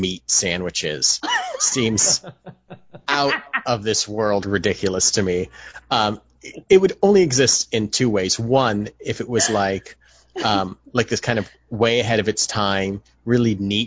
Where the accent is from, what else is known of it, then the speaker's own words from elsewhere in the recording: Los Angeles, California, United States; I'm born and raised in Los Angeles, my entire life on the coast